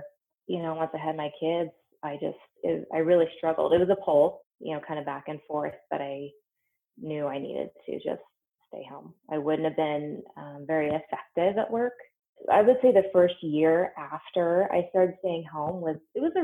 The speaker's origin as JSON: {"language": "English", "region": "Western Kansas", "country": "United States", "tie": "born or raised there", "also_born_or_lived": "Omaha, Nebraska", "moved": "as an adult", "lives_now": "Windsor, Colorado, United States", "said": "I grew up in Western Kansas and then left when I went to college."}